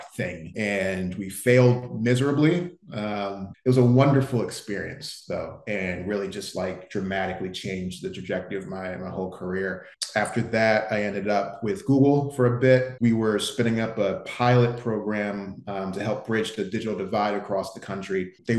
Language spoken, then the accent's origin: English; New Jersey, United States; moved away as an adult; also born or lived in Philadelphia, Pennsylvania / New Brunswick, New Jersey / New York; now in Miami, United States; So I'm from the Northeast originally, born in Philly, grew up in South Jersey.